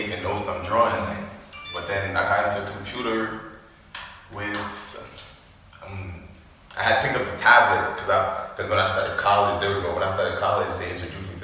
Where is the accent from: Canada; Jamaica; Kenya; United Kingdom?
Jamaica; moved away; also born or lived in Canarsie, Brooklyn; I was raised in Jamaica